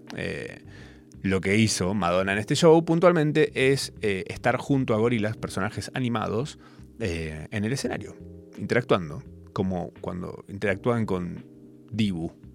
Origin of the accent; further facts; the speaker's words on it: Capilla del Monte, Córdoba, Argentina; now in Buenos Aires, Argentina; de donde soy yo, Capilla del Monte, el interior del interior